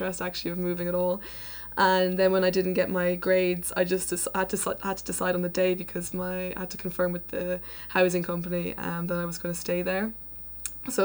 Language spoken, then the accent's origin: English; Ireland; moved away as an adult; now in Groningen, Netherlands; I'm from Ireland originally